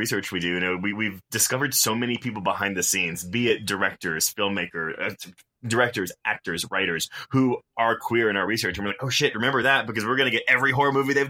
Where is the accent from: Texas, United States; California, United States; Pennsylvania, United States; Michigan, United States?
Texas, United States; moved away